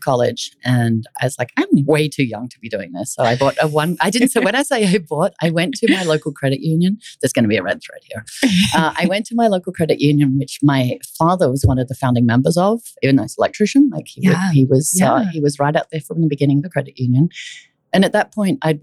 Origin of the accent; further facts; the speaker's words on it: Melbourne, Victoria, Australia; also born or lived in New York; now in Utah, United States; I grew up in Melbourne, Australia